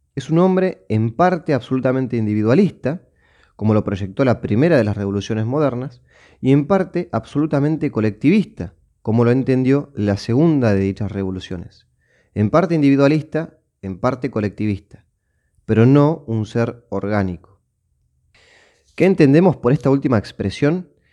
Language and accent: Spanish; Argentina; mi tierra natal, en este caso eh, Argentina